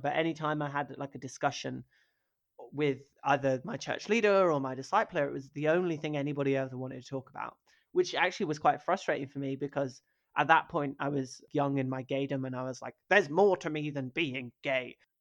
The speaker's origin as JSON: {"language": "English", "area": "rural Norfolk", "region": "East of England", "country": "United Kingdom", "tie": "born or raised there", "also_born_or_lived": "Hackney, London", "said": "I grew up in rural Norfolk"}